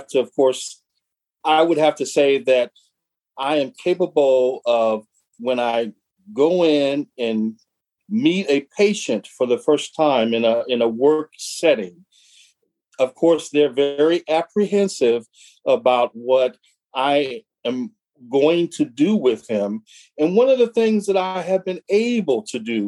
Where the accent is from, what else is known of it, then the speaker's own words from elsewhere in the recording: Omaha, Nebraska, United States; moved away as an adult; also born or lived in Fremont, Nebraska; now in Southern California, United States; he and I grew up together in Omaha, Nebraska.